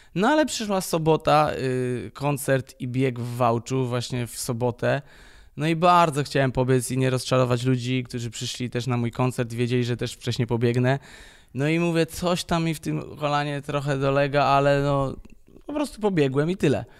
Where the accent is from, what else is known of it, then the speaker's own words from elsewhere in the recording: Poznań, Greater Poland, Poland; jestem z Poznania